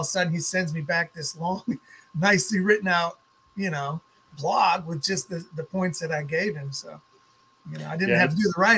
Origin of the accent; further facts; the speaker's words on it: Fargo, North Dakota, United States; moved away as an adult; now in Portland, United States; I moved from Fargo, North Dakota out west to Portland, Oregon, right after 9/11.